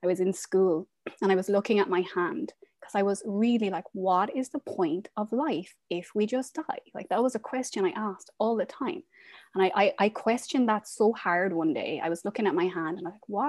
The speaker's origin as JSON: {"language": "English", "region": "west of Ireland", "country": "Ireland", "tie": "born or raised there", "also_born_or_lived": "Dubai / Qatar", "moved": "as an adult", "lives_now": "Portland, United States", "said": "I am from Ireland. I'm from a small town in the west of Ireland, but I'm currently living in Portland, Oregon"}